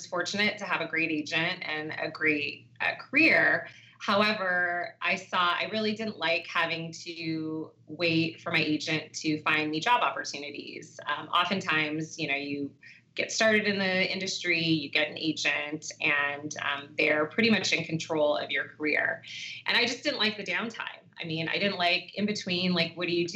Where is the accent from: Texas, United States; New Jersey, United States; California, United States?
California, United States; Los Angeles; I'm actually originally from Los Angeles, California